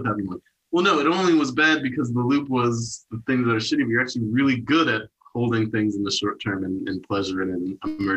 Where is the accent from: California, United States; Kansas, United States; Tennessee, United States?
Kansas, United States; Wichita; moved away; also born or lived in Portland; Portland is like not my hometown, my hometown's Wichita, but like my hood, my city is Portland